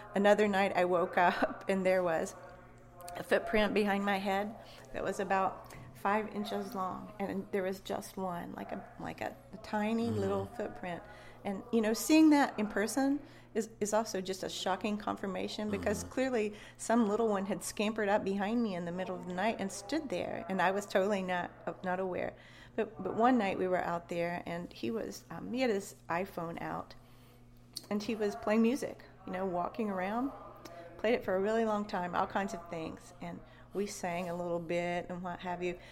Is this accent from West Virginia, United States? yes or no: yes; West Virginia, United States; also born or lived in Florida / the Carolinas; now in Kentucky, United States; I grew up in West Virginia, and I've lived in 10 states since then